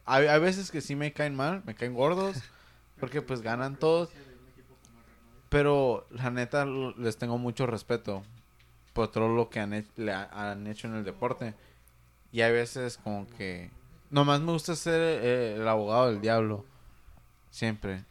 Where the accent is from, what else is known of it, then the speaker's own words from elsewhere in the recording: Mexico; como buen mexicano